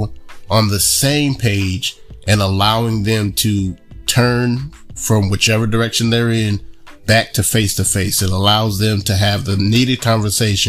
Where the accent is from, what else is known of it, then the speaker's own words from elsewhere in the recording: Kalamazoo, Michigan, United States; now in Charlotte, United States; I grew up in Kalamazoo